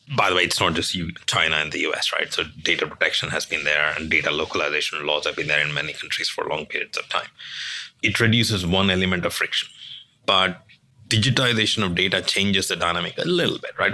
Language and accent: English; India; now in London, United Kingdom; I'm originally from India. I'm a senior partner in London